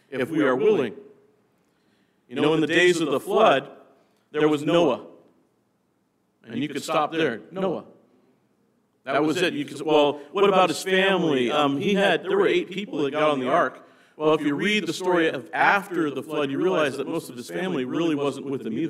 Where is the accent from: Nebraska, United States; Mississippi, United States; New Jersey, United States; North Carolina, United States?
Nebraska, United States; moved away; I came from Nebraska